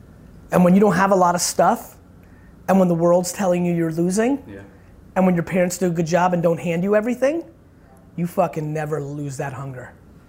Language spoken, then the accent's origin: English; Edison, New Jersey, United States; also born or lived in Belarus / Queens; I was in Edison, New Jersey. I was born in Belarus in the former Soviet Union.